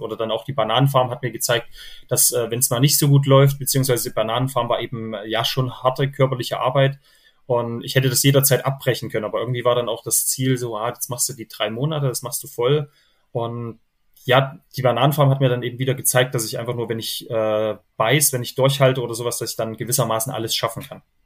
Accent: Thuringia, Germany; accent: mix of Thuringian, Saxon and Bavarian dialect influences; einem kleinen Ort in Thüringen

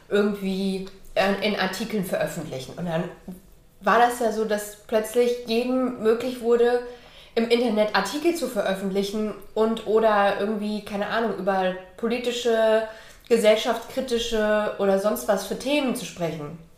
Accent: Hesse, Germany; also born or lived in East Germany; Ähm, ich bin im Osten geboren und in Westdeutschland in der Nähe von Frankfurt aufgewachsen.

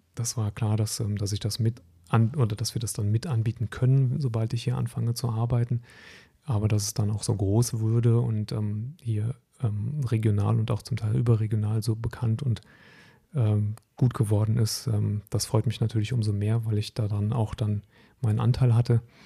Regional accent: North Rhine-Westphalia, Germany; moved away as an adult; also born or lived in Hesse; Ich bin sehr verwurzelt mit meiner Heimat am, am Niederrhein

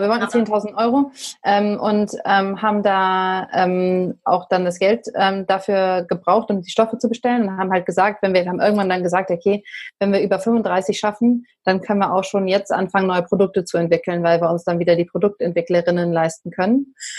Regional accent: Berlin, Germany; ich komme auch aus Berlin.

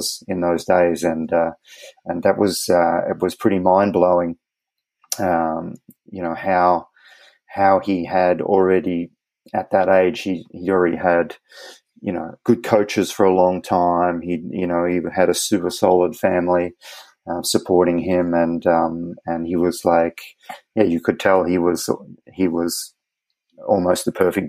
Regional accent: Australia; as an Australian

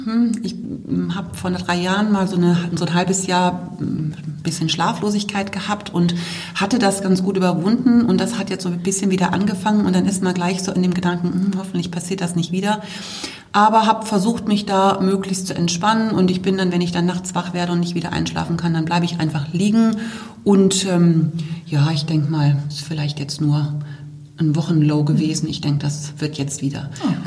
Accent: Bremen, Germany; moved away as an adult; also born or lived in Wolfsburg; now in Oberkirch, Germany; Ich komme ja ursprünglich aus Bremen

